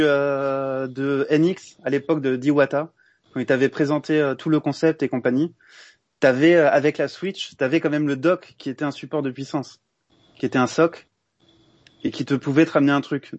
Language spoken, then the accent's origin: French; Montpellier, Occitania, France; je suis Montpelliérain